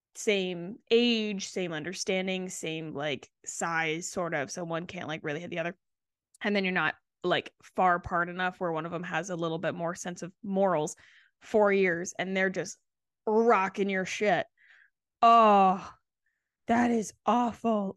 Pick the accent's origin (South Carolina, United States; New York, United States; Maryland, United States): South Carolina, United States; Charleston; I grew up in the South, so we didn't have basements